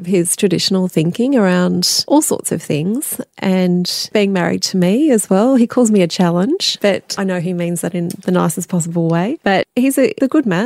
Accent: Melbourne, Victoria, Australia; now in Sydney, Australia; I'm from Melbourne originally too.

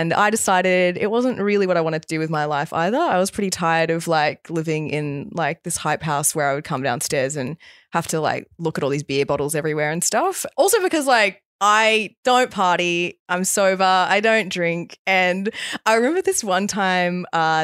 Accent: Australia; also born or lived in Bali, Indonesia; So I grew up in Bali. Yeah. We left when I was 8, came to Australia, and then I moved back to Bali after uni.

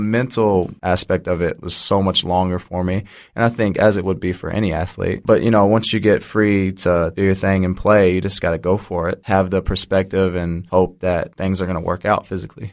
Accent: Jeffersonville, Indiana, United States; moved away as an adult; now in Australia; I'm from Jeffersonville, Indiana. Been in Australia since two thousand fifteen, playing professionally.

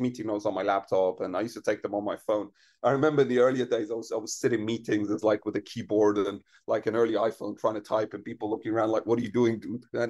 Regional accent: Iran; moved away; I grew up in Iran and I was very young before the revolution

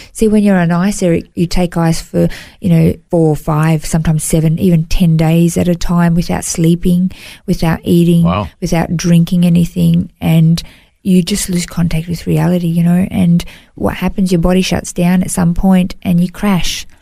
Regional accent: Melbourne, Victoria, Australia; moved away as an adult; now in Gold Coast, Australia; I grew up in Melbourne, um, in, in Victoria, and moved to the Gold Coast.

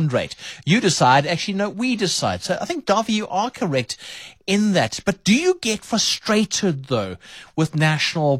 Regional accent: South Africa; I like being South African.

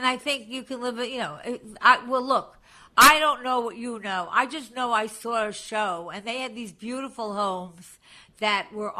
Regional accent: Long Island, New York, United States; I come from Long Island.

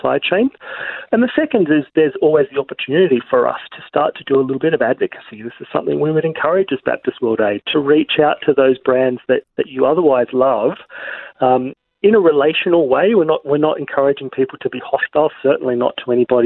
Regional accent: Australia; we as Australian consumers

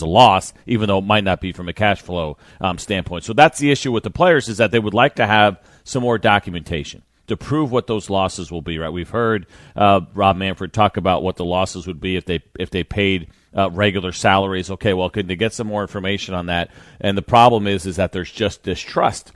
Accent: New York, United States; growing up in New York

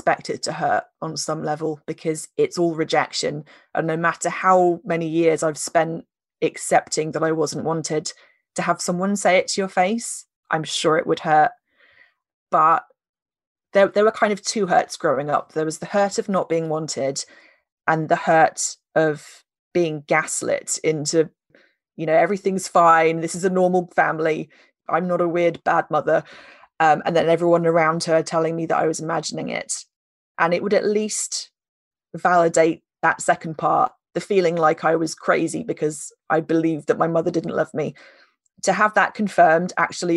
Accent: United Kingdom; we're British

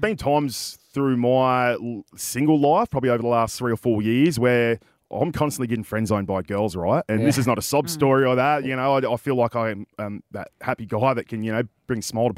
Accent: Newcastle, New South Wales, Australia; I'm from God's country up in Newcastle

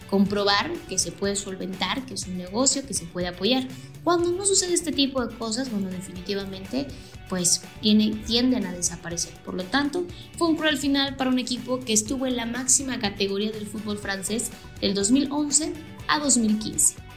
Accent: State of Mexico, Mexico; Yo que soy de del Estado de México, a lo mejor imagínate tener acciones en el Club Toluca, el club al que le vas

